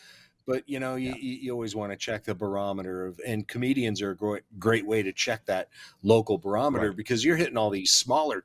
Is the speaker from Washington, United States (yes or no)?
yes; Spokane, Washington, United States; I grew up in Spokane.